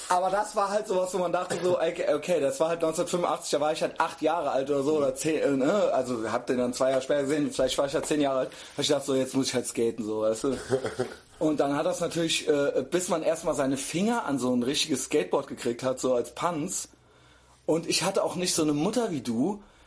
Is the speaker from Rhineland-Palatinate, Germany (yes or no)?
yes; Koblenz, Rhineland-Palatinate, Germany; now in Cologne, Germany; ich bin ja aus Koblenz, born mhm. and raised in Koblenz